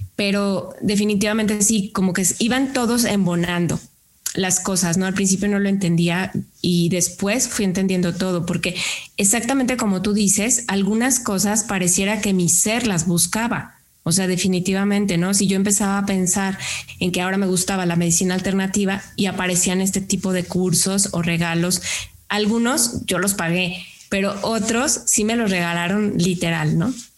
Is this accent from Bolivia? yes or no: no; Lagos de Moreno, Jalisco, Mexico; now in San Luis Potosí, Mexico; Yo no soy de San Luis Potosí, yo soy de un pueblo que se llama Lagos de Moreno